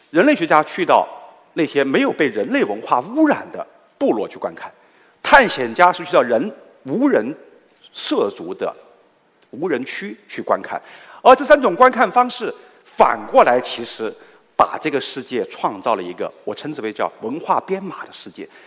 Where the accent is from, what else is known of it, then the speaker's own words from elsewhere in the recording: Guilin, Guangxi, China; now in Guangzhou, China; 来自我的家乡桂林